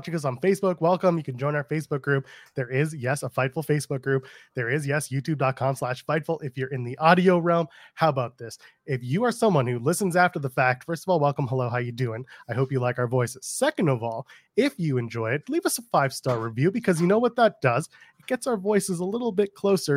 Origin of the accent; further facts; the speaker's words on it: Canada; I'm a Canadian